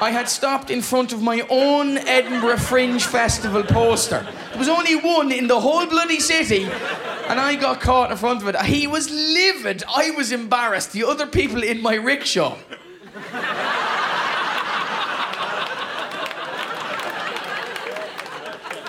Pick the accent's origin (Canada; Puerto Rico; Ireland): Ireland; I am from Ireland, but I am married to a Scottish lady